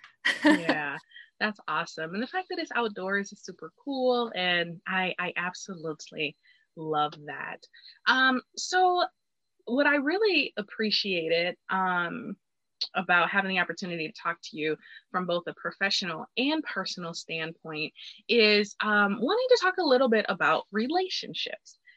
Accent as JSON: {"language": "English", "town": "Detroit", "region": "Michigan", "country": "United States", "said": "I was from Detroit"}